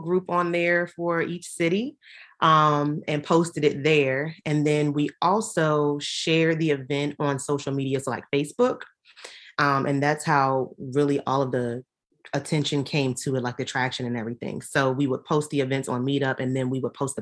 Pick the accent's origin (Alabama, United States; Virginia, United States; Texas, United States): Virginia, United States; Richmond; we are both from Richmond, Virginia